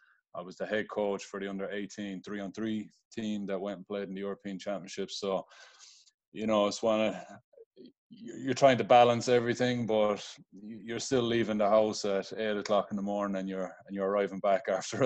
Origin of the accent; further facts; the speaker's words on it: Limerick, Munster, Ireland; moved away as an adult; also born or lived in United States; now in Dublin, Ireland; I'm originally from Limerick City, Ireland, currently living in Dublin, Ireland, but it was about a 15 or 16 year gap in the middle between leaving Limerick. I spent 9 years in America between high school and college.